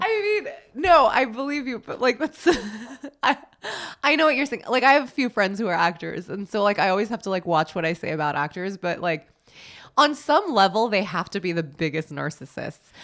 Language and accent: English; New York City, New York, United States; growing up in New York, that's so normal